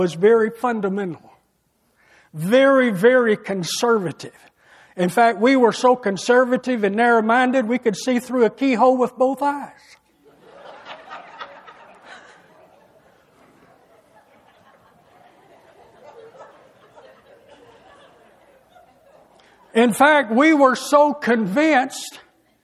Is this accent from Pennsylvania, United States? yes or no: no; an area fairly close to St. Louis, closer than Louisville, Kentucky, United States; I was raised in an area where we believed there was Almighty God first, family second, and UK Wildcats third